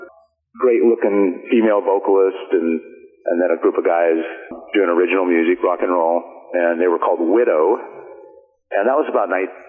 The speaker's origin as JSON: {"language": "English", "town": "Chehalis", "region": "Washington", "country": "United States", "tie": "born or raised there", "lives_now": "Seattle, United States", "said": "I was born in Chehalis, which is kind of centered in between Seattle and Portland, right down I-5 in Lewis County. And I kind of grew up out in the rural area out in southwest Washington."}